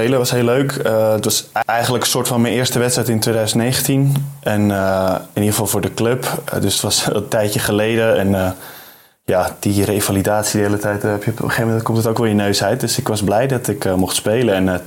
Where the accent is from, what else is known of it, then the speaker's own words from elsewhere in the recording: Amsterdam, North Holland, Netherlands; now in Germany; ik word wel af en toe een beetje gepest thuis als ik in Amsterdam ben met, me, met een Duitse R, zeggen mijn ouders.